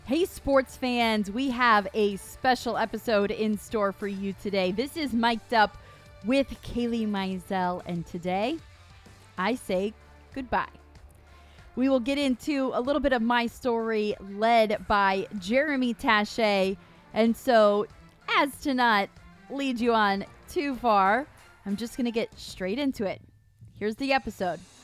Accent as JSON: {"language": "English", "town": "Winter Haven", "region": "Florida", "country": "United States", "tie": "born or raised there", "said": "I grew up in a little town, it's about an hour away from Tampa, it's called Winter Haven"}